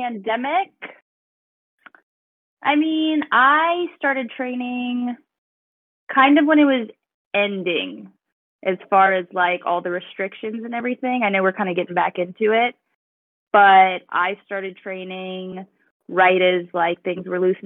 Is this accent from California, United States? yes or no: no; Louisiana, United States; moved away as an adult; now in Florida, United States; I'm from Louisiana